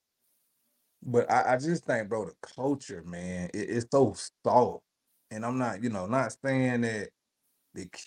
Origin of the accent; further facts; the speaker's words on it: the South, United States; I'm from the South